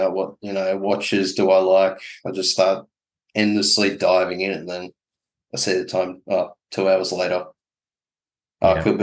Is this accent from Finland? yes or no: no; Melbourne, Victoria, Australia; I'm born and bred in Melbourne